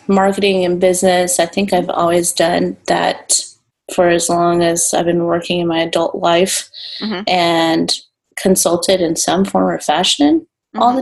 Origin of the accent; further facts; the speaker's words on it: California, United States; also born or lived in Texas, United States; now in Santiago, Chile; I'm originally from California.